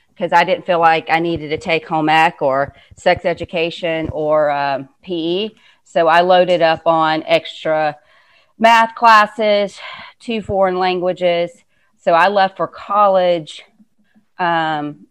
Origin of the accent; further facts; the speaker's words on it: Cairo, Georgia, United States; moved away as an adult; also born or lived in Atlanta, Georgia; I'm actually from a very tiny place called Cairo, Georgia